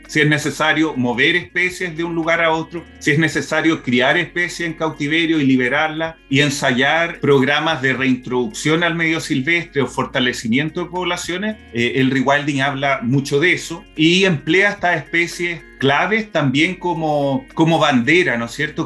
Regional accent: Brazil; moved away; also born or lived in Chile; crecí en Brasil

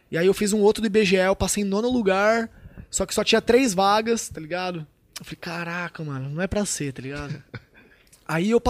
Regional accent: Tupã, São Paulo, Brazil; born there; Nasci em Tupã, uma cidade de 70 mil, acho que tem menos, é, eu acho que é 60 e poucos mil habitantes, tá ligado?

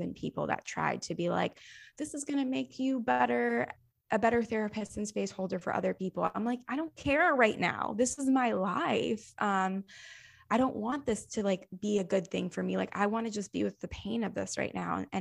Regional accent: the South, United States; I grew up in the South

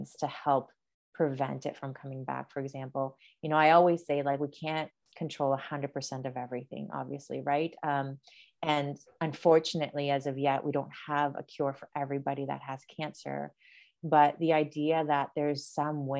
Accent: Asunción, Paraguay; moved away; also born or lived in Brazil; grew up in South America. So I was born in Brazil, but lived in Paraguay for 9 years. But the location where we lived in Asunción, and it's like the capital city of Paraguay

